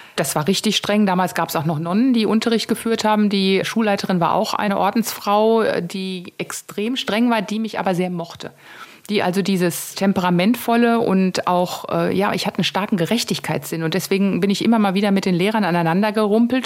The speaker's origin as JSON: {"language": "German", "area": "Taunus", "region": "Hesse", "country": "Germany", "said": "ist der Taunus echt meine Heimat"}